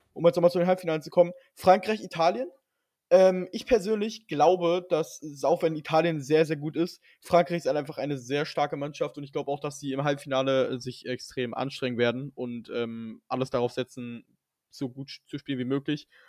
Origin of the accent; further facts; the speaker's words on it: Germany; ich bin Deutscher